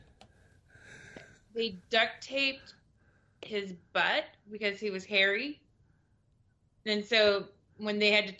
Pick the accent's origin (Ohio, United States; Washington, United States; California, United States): Washington, United States; Seattle; we're from Seattle